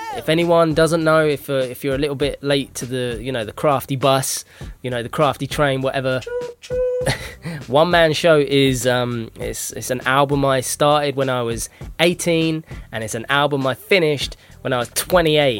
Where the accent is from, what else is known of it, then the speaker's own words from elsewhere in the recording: United Kingdom; I'm I'm British